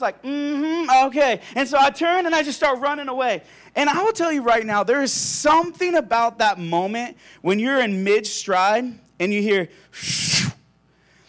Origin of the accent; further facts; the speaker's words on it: La Crosse, United States; I grew up in La Crosse, about an hour from here. It's a farm town right in the middle of a wheat field